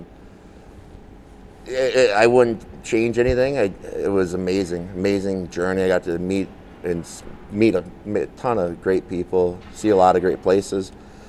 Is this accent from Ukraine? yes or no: no; Calgary, Alberta, Canada; born there; also born or lived in Chicago / San Jose; I was born in Calgary. Okay. Alberta up in Canada.